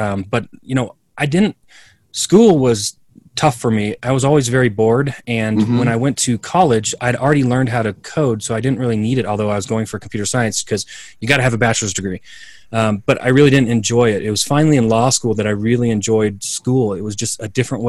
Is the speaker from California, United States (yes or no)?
yes; Southern California, United States; now in Denver, United States; I grew up in California, Southern California